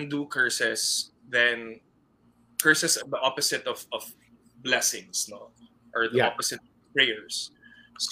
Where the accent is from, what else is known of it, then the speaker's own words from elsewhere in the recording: Philippines; I'm a Filipino